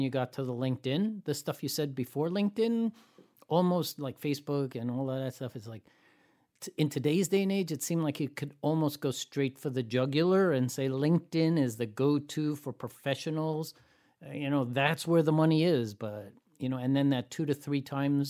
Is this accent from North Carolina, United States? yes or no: no; San Francisco Bay Area, California, United States; I hail from the San Francisco Bay Area